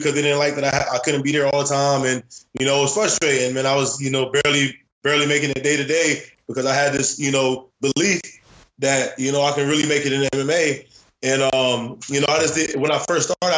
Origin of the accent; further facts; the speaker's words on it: Florida, United States; also born or lived in Queens, New York / Roosevelt, Long Island, New York; I ended up moving to Florida, grew up, played football in high school